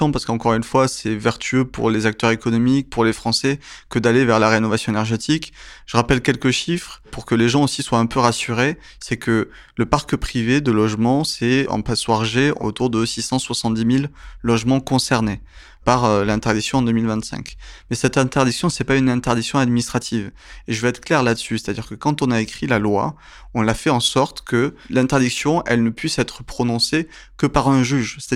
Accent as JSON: {"language": "French", "country": "France", "said": "D'abord, on est français, je me mets dedans"}